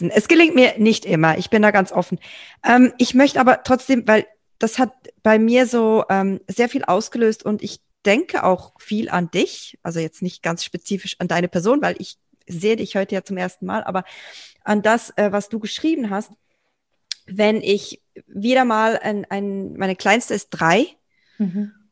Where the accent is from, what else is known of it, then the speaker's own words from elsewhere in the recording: Germany; bei uns in Deutschland